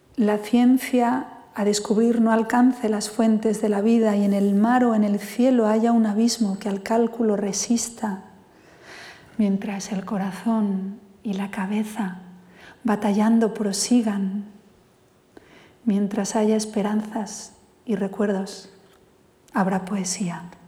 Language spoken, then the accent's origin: Spanish; Spain; first language Spanish